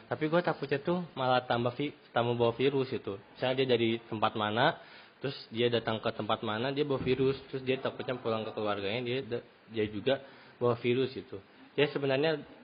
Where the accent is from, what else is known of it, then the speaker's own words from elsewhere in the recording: West Java, Indonesia; gue orang Sunda banget ya golf